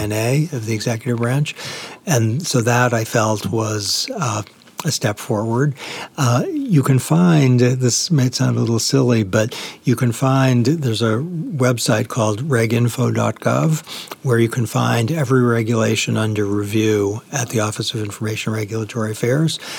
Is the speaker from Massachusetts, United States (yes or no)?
yes; Boston, Massachusetts, United States; I grew up in Boston